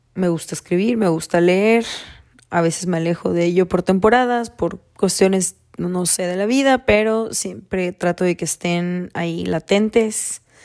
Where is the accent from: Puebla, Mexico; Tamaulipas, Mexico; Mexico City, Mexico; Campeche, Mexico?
Campeche, Mexico; now in California, United States; nací en Campeche, México, actualmente vivo en California